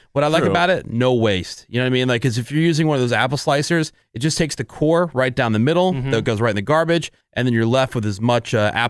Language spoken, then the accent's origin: English; East Coast, United States; moved away; I'm from the East Coast.